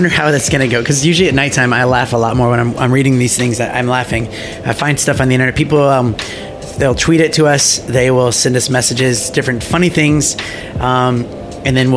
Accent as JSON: {"language": "English", "country": "United States", "moved": "yes", "lives_now": "Australia", "said": "I'm from the States"}